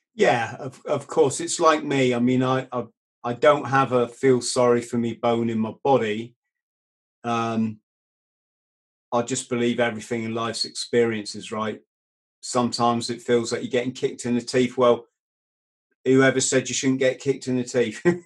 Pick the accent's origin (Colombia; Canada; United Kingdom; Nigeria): United Kingdom; England; It's this is England. We're British